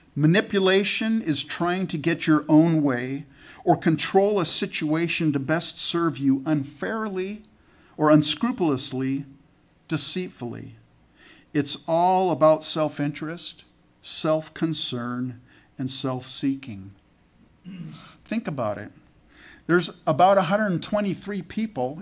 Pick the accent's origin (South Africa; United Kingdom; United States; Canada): Canada; I was born in Canada.